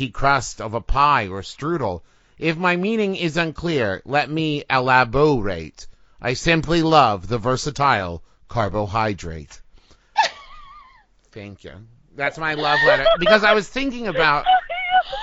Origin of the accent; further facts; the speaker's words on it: West Virginia, United States; I'm from West Virginia, which is, like, the most northern southern state